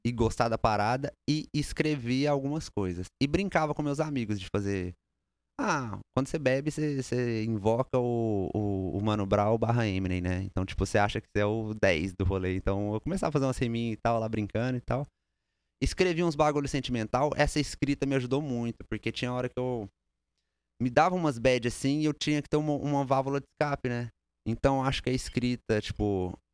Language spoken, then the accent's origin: Portuguese; Uberlândia, Minas Gerais, Brazil; now in United States; Sou de Uberlândia, Minas Gerais.